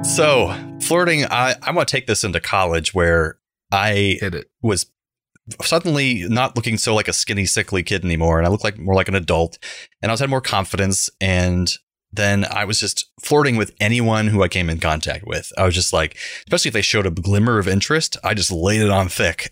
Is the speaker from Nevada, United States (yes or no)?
no; Central Florida, United States; growing up in Central Florida in the 1990s